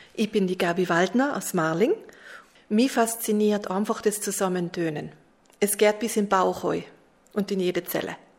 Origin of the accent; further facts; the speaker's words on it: Merano, Trentino-Alto Adige, Italy; ich komme aus Meran